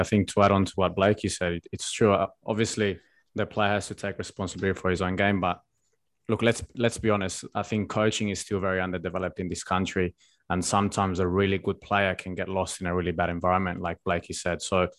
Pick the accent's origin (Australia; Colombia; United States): Australia; none of us grew up here, but growing up in Australia can be really, really comfortable.